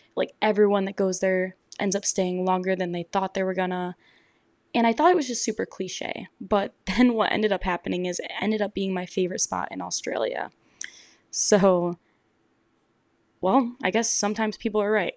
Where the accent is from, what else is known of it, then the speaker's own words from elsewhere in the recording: Michigan, United States; I'm from Michigan